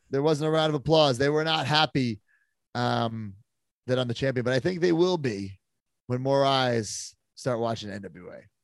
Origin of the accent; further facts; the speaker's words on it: New York, United States; do some shows in New York, my hometown